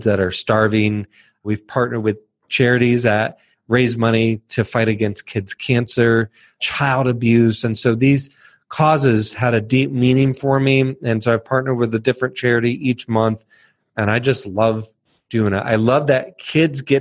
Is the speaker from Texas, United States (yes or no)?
no; Northern Virginia, United States; moved away; I grew up in Northern Virginia